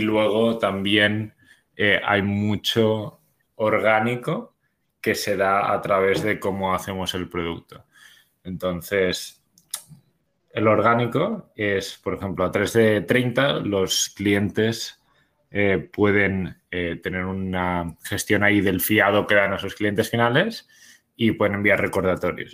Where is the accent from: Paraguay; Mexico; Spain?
Spain; now in Bogotá, Colombia; somos originariamente de, de España, se habrá notado por, el acento